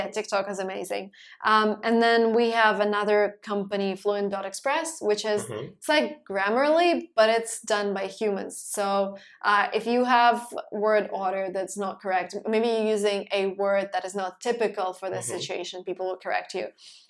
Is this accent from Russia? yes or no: yes; Russia; moved away as an adult; now in United States; So I'm originally from Russia. I'm 29 years old. I moved to the US in 2016